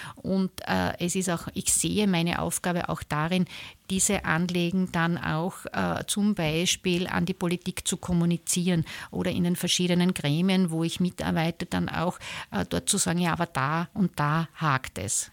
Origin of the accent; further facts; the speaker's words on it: southern Burgenland, Austria; moved away as an adult; also born or lived in eastern Styria; now in Graz, Austria; ich bin äh, in der Oststeiermark geboren, aber aufgewachsen im Südburgenland in einer Großfamilie